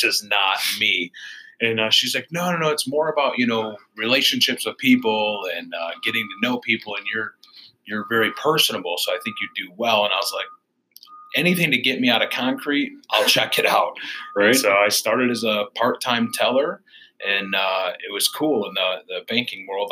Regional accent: Royal Oak, Michigan, United States; now in Warren, United States; We live in Warren. I'm originally from Royal Oak, Michigan

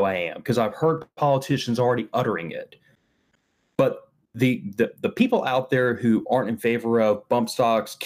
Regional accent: Texas, United States; Texas is my home state

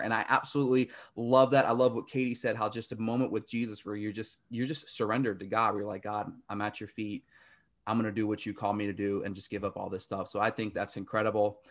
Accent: Virginia, United States; where I grew up down south in Virginia

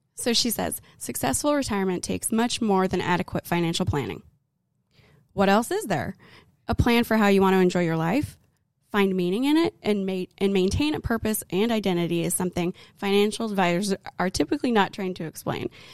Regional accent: Arizona, United States; now in Texas, United States; we're from Arizona

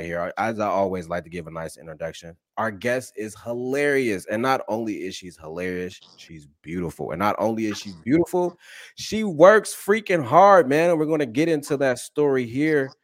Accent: Columbus, Ohio, United States; now in Los Angeles, United States; I'm from Columbus, Ohio

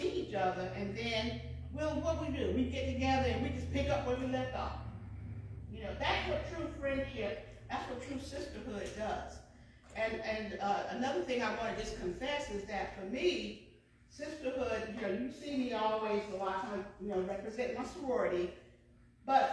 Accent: New York, United States; now in Franklin County, North Carolina, United States; I'm from New York.

